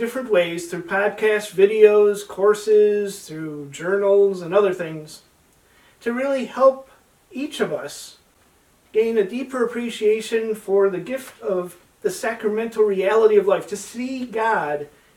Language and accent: English; Chicago, Illinois, United States; We're from Chicago. Suburb of Chicago, but close enough to say we're in Chicago